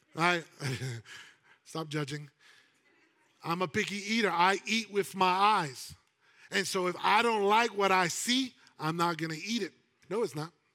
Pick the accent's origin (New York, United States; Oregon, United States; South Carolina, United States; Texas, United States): New York, United States; I'm a New Yorker